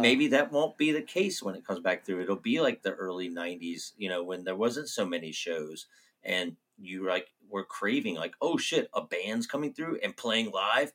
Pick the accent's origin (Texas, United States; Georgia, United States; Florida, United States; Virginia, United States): Virginia, United States; Roanoke; moved away as an adult; now in Gainesville, United States; Growing up in Roanoke